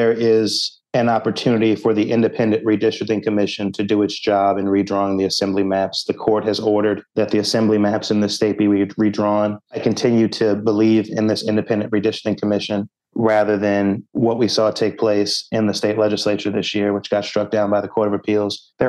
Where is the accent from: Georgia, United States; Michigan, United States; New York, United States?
New York, United States; Rockland County; my hometown county of Rockland